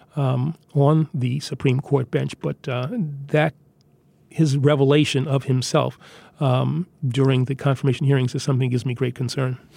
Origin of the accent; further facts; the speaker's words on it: New York City, New York, United States; I'm from Queens